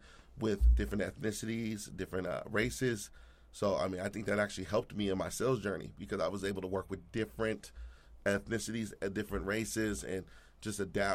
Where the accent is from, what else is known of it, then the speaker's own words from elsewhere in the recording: Anchorage, Alaska, United States; moved away; I'm from Anchorage, Alaska, believe it or not.